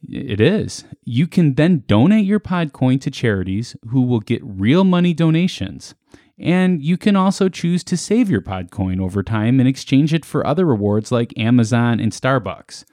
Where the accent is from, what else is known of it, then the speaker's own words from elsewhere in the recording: Chicago, Illinois, United States; we're from Chicago